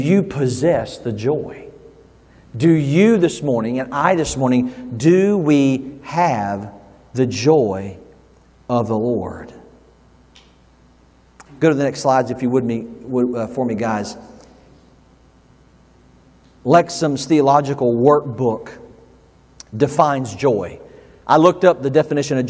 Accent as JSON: {"language": "English", "region": "the South", "country": "United States", "tie": "born or raised there", "moved": "yes", "said": "I grew up in the South"}